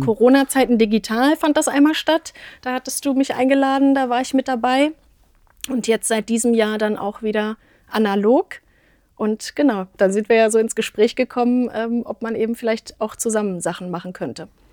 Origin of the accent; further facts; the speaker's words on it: near Magdeburg, Saxony-Anhalt, Germany; moved away as an adult; also born or lived in Kassel, Hesse / Berlin / Wetzlar; now in Marburg, Germany; ursprünglich geboren tatsächlich in Hessen, ähm, auch in Kassel, aber bin in der Nähe von Magdeburg aufgewachsen